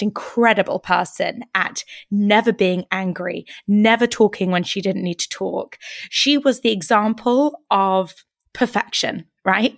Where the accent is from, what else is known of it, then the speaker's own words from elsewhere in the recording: United Kingdom; as British women